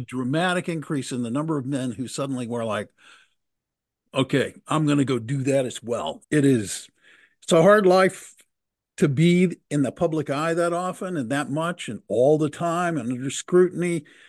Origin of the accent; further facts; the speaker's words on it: Texas, United States; I grew up in Texas